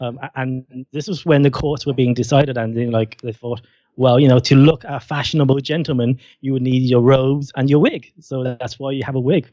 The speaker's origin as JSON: {"language": "English", "country": "Ireland", "said": "I'm from Ireland, I'm Irish"}